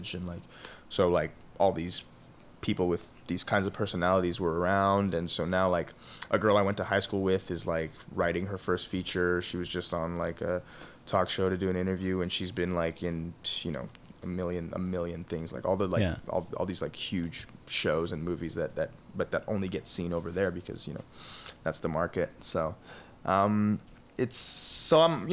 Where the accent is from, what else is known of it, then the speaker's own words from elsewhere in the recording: Montreal, Quebec, Canada; moved away; I'm from Montreal